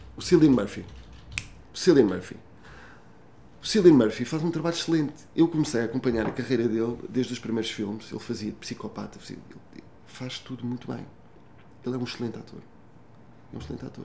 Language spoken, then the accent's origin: Portuguese; Portugal; como português